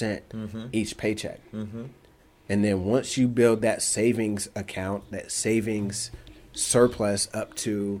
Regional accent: Indianapolis, Indiana, United States; moved away as an adult; also born or lived in Chicago; I'm from Indianapolis

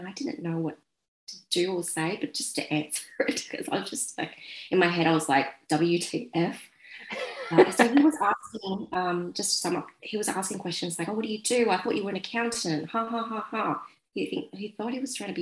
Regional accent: Sydney, New South Wales, Australia; I'm Vietnamese Australian. I was born here and my parents came to Australia as Vietnamese refugees

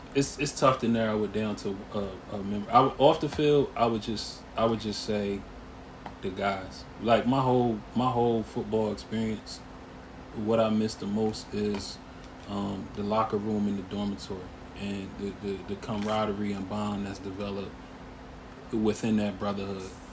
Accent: Harrisburg, Pennsylvania, United States; also born or lived in Lancaster, Pennsylvania / Pittsburgh, Pennsylvania; I'm from Harrisburg, PA, uptown. Um, spent my early sort of formative years of childhood uptown Harrisburg

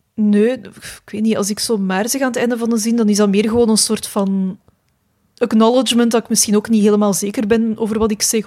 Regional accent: Mechelen, Flanders, Belgium; also born or lived in Jette; ik ben in Mechelen eh, opgegroeid

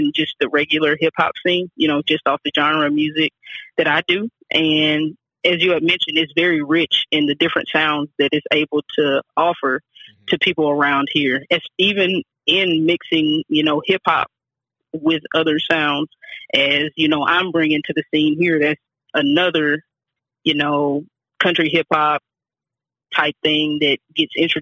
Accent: Kennett, Missouri, United States; also born or lived in Kansas City, Missouri; now in Atlanta, United States; I was born in Kansas City, but I was raised small town, Kennett, Missouri

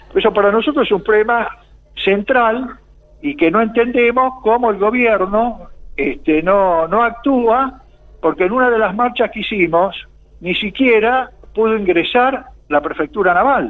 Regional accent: Argentina; como argentinos

